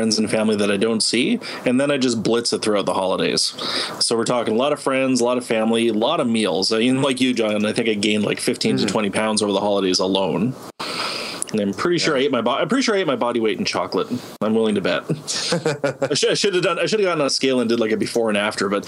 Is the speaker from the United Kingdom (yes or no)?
no; Canada